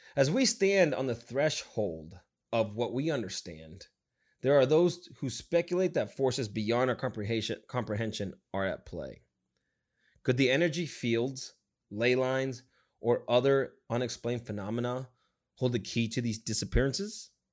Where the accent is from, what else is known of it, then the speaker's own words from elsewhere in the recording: Nevada, United States; moved away; I came from Nevada